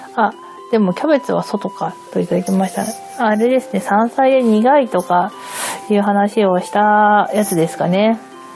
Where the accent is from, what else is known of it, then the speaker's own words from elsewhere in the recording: Hokkaido, Japan; first language Japanese; now in Tokyo, Japan; 北海道で桜、春になったから桜エビを食べたっていう記憶はもう、まあ一切なくて、むしろこっち側に上京して